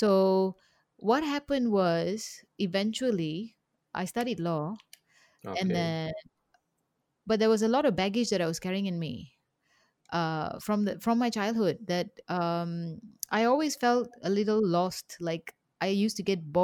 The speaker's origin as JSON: {"language": "English", "town": "Kepong", "region": "Kuala Lumpur", "country": "Malaysia", "tie": "born or raised there", "said": "I grew up in Kapong."}